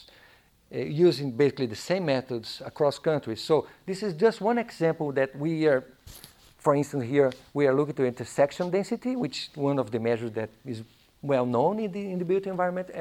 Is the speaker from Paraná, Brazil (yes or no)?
yes; Curitiba, Paraná, Brazil; English is a second language; moved away; Curitiba, my hometown